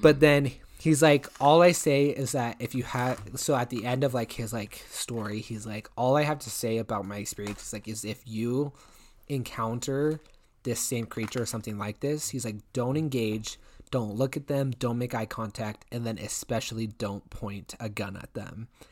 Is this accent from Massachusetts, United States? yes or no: no; Washington, United States; my home state of Washington.